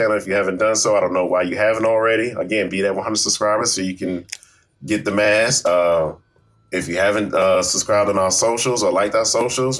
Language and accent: English; New York, United States; moved away; also born or lived in the South; someone that was born and raised in New York